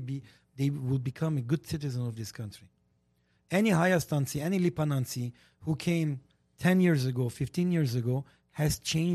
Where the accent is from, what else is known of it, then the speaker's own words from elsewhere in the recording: Armenia; English is a second language; moved away as an adult; now in United States; And I stop because I am a good citizen of this country. Okay? I come from Armenia